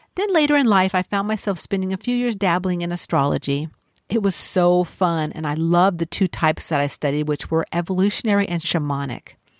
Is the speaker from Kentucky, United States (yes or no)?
no; Los Angeles, California, United States; I grew up in the City of Angels